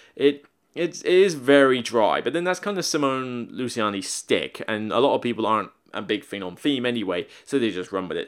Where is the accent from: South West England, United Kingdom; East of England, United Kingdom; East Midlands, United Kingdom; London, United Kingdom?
South West England, United Kingdom; Somerset; moved away; I'm from Somerset, Devon's next door